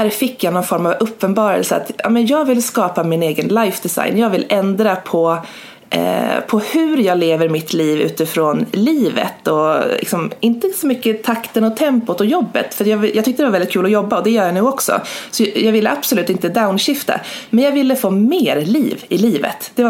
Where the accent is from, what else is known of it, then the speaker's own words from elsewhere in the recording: Gävleborg County, Sweden; runt 2014-2015 när jag var hemma i Hälsingland på sportlovet.